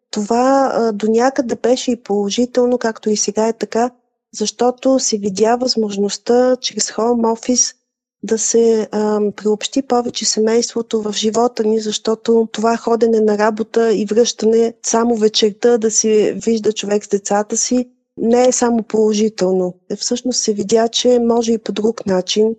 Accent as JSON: {"language": "Bulgarian", "country": "Bulgaria", "moved": "yes", "said": "Ние сме българи, а нас ни боли за нашите близки, които са в България"}